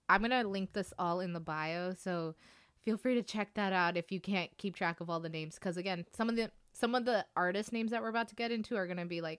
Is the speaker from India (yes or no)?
yes; India; I am Indian, so I've been listening to a lot of Bollywood or like Indian music, Hindi music, Punjabi music for so long in my life